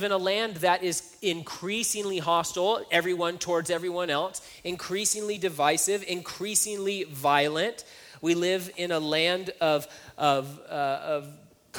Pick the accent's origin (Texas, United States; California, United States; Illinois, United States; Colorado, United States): California, United States; Hanford; growing up in Hanford